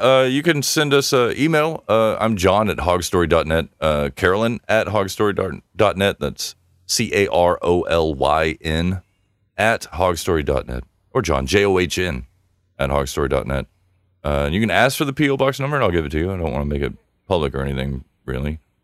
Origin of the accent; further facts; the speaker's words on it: Longview, Texas, United States; my hometown of Longview